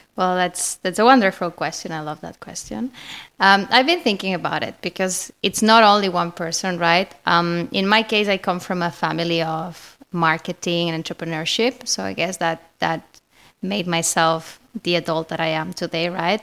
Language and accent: English; Spain; accent: Spanish; English is a second language; I'm Spanish, obviously. You can find, I mean, you can clearly know this because of my accent.